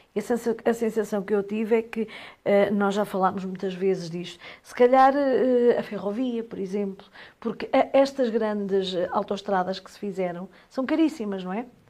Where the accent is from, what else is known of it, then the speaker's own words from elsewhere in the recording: Aveiro, Aveiro District, Portugal; moved away as an adult; now in Trás-os-Montes, Portugal; Eu também sou da Aveiro, vim para cá, porque vim atrás do meu marido